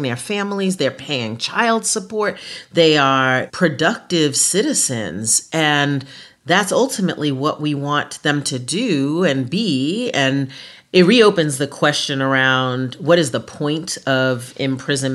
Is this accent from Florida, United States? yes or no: no; Mount Vernon, New York, United States; my hometown, Mount Vernon, New York